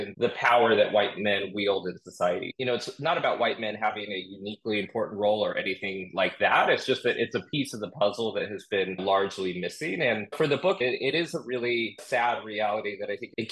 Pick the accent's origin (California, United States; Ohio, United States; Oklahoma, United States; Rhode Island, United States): California, United States; Orange County; now in New York City, United States; I grew up in Orange County, California, white, affluent, pretty conservative suburb